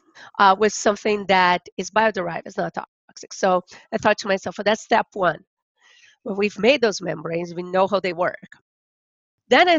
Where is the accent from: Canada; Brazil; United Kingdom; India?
Brazil; Rio de Janeiro; now in Kentucky, United States; I'm originally from Brazil